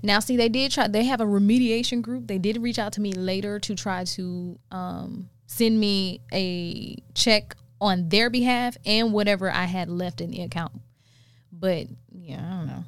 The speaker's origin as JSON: {"language": "English", "region": "South Carolina", "country": "United States", "moved": "yes", "said": "I'm from South Carolina"}